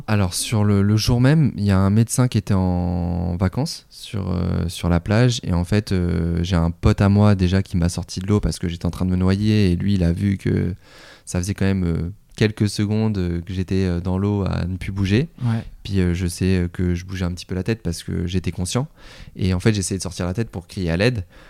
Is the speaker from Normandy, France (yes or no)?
no; Tours, Centre-Val de Loire, France; moved away as an adult; also born or lived in Golfe-Juan / Nice; je suis originaire de Tours